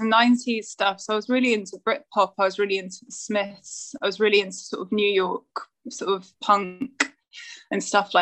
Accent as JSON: {"language": "English", "town": "Bath", "region": "South West England", "country": "United Kingdom", "tie": "born or raised there", "also_born_or_lived": "Trowbridge"}